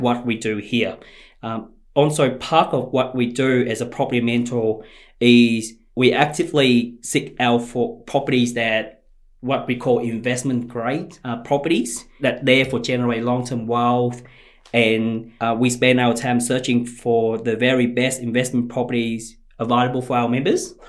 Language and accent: English; Ho Chi Minh City, Vietnam; moved away as an adult; now in Australia; I grew up in Chinatown in Ho Chi Minh City of Vietnam